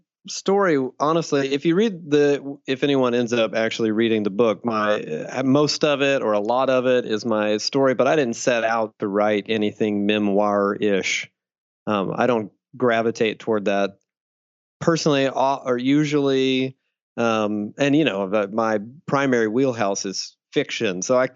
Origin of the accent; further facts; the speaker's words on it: Deep South, United States; I grew up in the Deep South, fundamentalist Southern Baptist during the satanic panic of the 80s and 90s